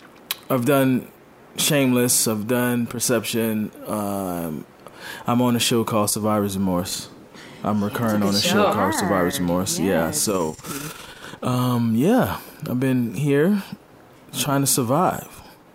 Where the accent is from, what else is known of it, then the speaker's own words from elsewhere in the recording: Miami, Florida, United States; moved away as an adult; I'm from Miami, Florida.